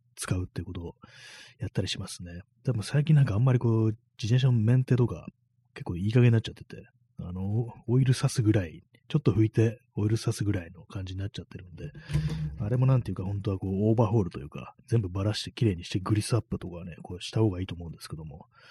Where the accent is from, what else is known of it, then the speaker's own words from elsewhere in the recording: Tokyo, Japan; 私東京の人間なんで